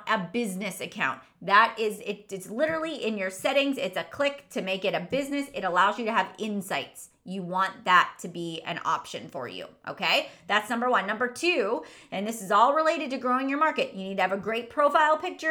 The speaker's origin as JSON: {"language": "English", "town": "Irwin", "region": "Pennsylvania", "country": "United States", "tie": "born or raised there", "said": "my hometown where I grew up, Irwin, Pennsylvania"}